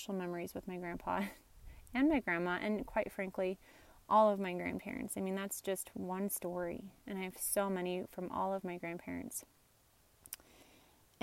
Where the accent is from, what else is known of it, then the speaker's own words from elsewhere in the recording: Nebraska, United States; I'm from Nebraska